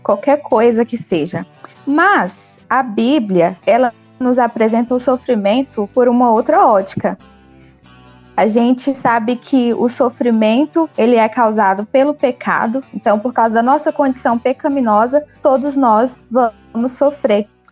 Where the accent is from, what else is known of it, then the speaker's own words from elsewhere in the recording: Nova Russas, Ceará, Brazil; now in Uruaçu, Brazil; eu sou cearense, sou natural aí de Nova Russas, né, da terrinha, mas há alguns anos moro em Goiás